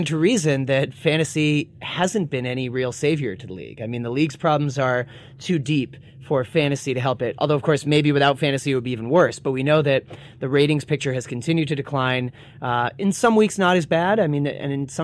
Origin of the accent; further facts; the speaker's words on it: Boston, Massachusetts, United States; I'm from Boston